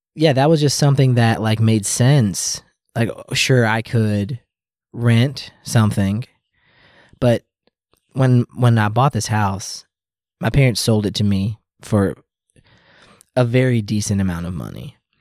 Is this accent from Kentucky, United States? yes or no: yes; Louisville, Kentucky, United States; I grew up in the South in the Louisville